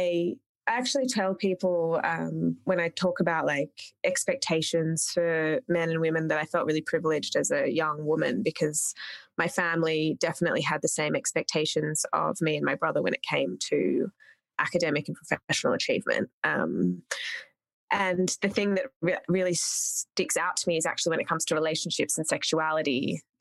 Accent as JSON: {"language": "English", "town": "Canberra", "region": "Australian Capital Territory", "country": "Australia", "tie": "born or raised there", "also_born_or_lived": "Sri Lanka", "said": "Spent most of my teen formative years in a town called Canberra"}